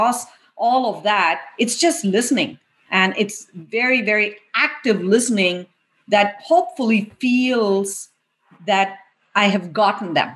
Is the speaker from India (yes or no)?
yes; India; moved away as an adult; I grew up in India. I went to undergrad and engineering school in India.